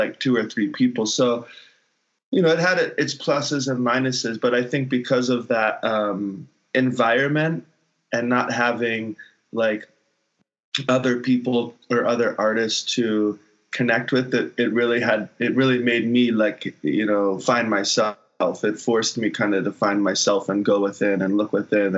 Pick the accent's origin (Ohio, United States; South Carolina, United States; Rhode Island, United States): South Carolina, United States; Hilton Head; moved away; on Hilton Head specifically, like growing up in that community